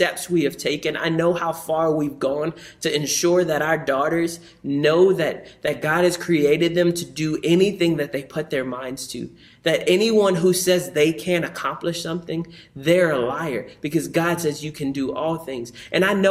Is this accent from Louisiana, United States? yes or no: yes; New Orleans, Louisiana, United States; moved away; I grew up in New Orleans